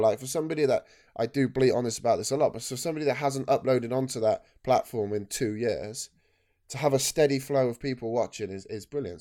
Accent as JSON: {"language": "English", "town": "Cheltenham", "region": "South West England", "country": "United Kingdom", "tie": "born or raised there", "said": "I was born in Cheltenham"}